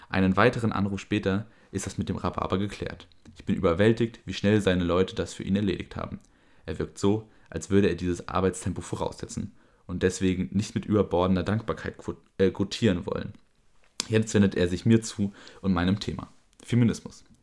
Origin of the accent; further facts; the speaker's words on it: Berlin, Germany; Ich bin in Kreuzberg aufgewachsen. Für uns gab es keine Unterschiede zwischen Mann, Frau, Moslem, Christ, Schwul. Das gab es alles auf einer Straße.